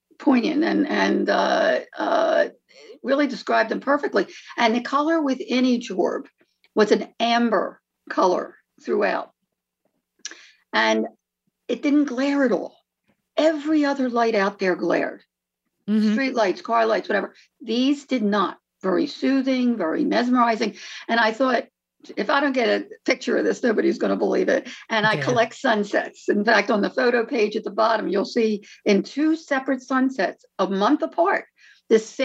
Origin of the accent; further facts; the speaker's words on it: Philadelphia, Pennsylvania, United States; now in Paradise Valley, United States; we're originally from Philadelphia